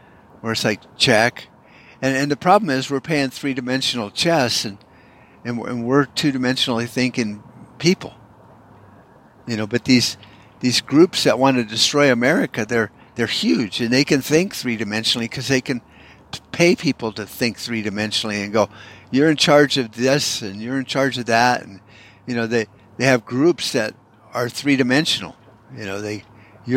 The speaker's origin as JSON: {"language": "English", "country": "United States", "said": "as an American"}